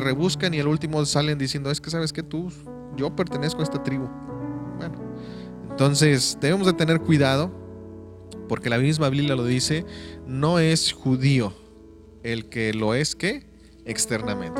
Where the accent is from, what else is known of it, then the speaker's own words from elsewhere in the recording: Mexico; moved away; yo soy de México